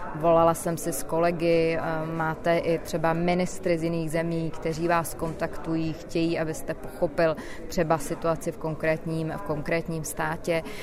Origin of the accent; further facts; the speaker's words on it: Czechia; Já jako Češka